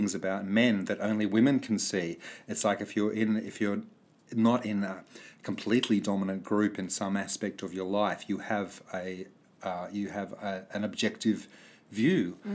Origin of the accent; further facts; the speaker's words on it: New South Wales, Australia; I grew up in New South Wales